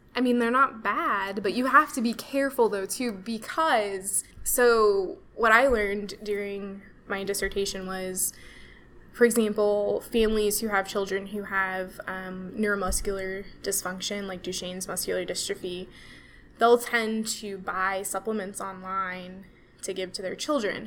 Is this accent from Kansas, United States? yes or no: yes; Kansas, United States; moved away as an adult; also born or lived in Denver, Colorado; now in Kansas City, United States; I'm from Kansas.